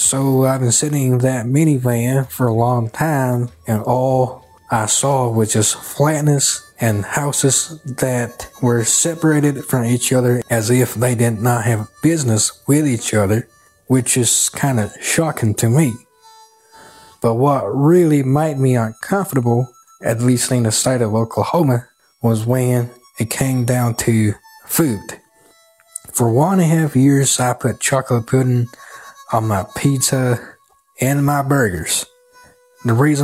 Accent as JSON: {"language": "English", "town": "Kunming", "region": "Yunnan", "country": "China", "tie": "born or raised there", "also_born_or_lived": "West Texas", "second_language": "English", "moved": "as an adult", "lives_now": "Texas, United States", "said": "I am from Kunming, Yunnan, Southwest China. And the city where I came from has the nickname of the City of Eternal Spring, meaning that the weather in my hometown is always like spring all year round"}